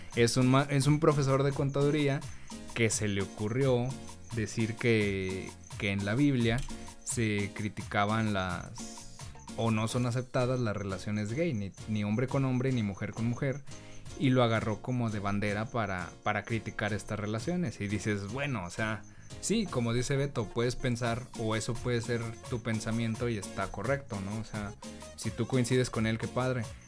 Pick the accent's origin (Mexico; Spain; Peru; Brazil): Mexico; nosotros como mexicanos